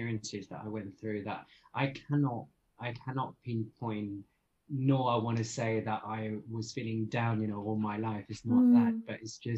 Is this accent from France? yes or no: yes; France; also born or lived in London, United Kingdom / Vietnam (ancestry); now in Bangkok, Thailand; I'm Vietnamese, but I was born in France and then I lived in the UK and now I live just a little bit anywhere.